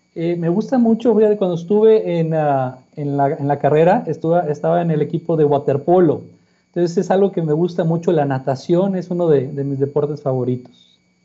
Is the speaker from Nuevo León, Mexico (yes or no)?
yes; Monterrey, Nuevo León, Mexico; Nací en Monterrey. en la ciudad de Monterrey, Nuevo León.